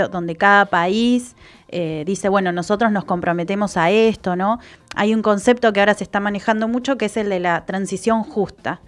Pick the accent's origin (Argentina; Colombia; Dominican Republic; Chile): Argentina; Trelew, Chubut; Yo soy de Treleu, que es, creo que seremos 100.000 habitantes